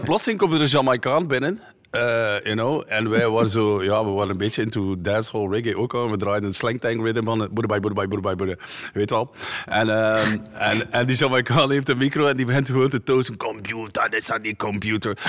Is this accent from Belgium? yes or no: yes; Tielt, Flanders, Belgium; moved away as an adult; also born or lived in Ghent; ik kom eigenlijk ook niet uit Gent. ik kom uit Tielt